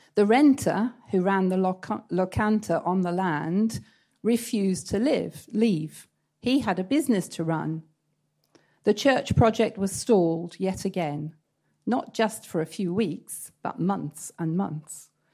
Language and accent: English; East Anglia, East of England, United Kingdom; moved away as an adult; now in Antalya, Turkey; I come from East Anglia, where they have big medieval